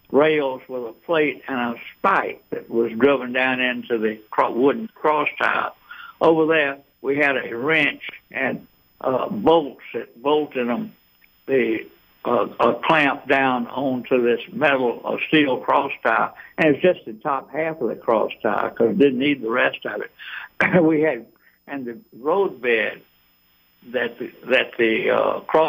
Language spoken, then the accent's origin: English; Eatonton, Georgia, United States; now in Atlanta, United States; I grew up in Eatonton, but I'm and been in Atlanta since 1953, so I'm an Atlantan